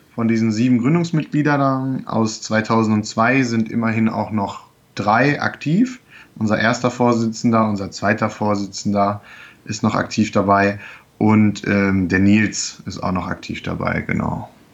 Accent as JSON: {"language": "German", "town": "Goslar", "region": "Lower Saxony", "country": "Germany", "tie": "born or raised there", "also_born_or_lived": "Braunschweig", "moved": "yes", "lives_now": "Lüneburg, Germany", "said": "gebürtig komme ich aus Goslar, das heißt bei Braunschweig"}